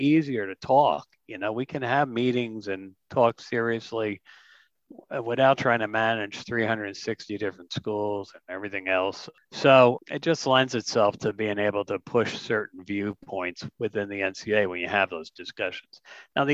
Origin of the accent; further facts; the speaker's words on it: New Jersey, United States; I'm from Jersey